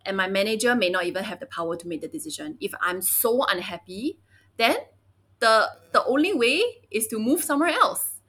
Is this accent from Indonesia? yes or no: no; Singapore; also born or lived in Beijing, China; 我 也 是 在 新 加 坡 长 大 的